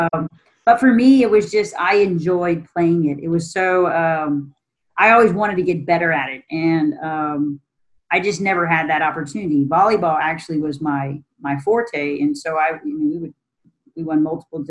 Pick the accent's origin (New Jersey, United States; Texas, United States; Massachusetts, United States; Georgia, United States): Texas, United States; Austin; moved away as an adult; now in San Antonio, United States; I'm actually born and raised in Austin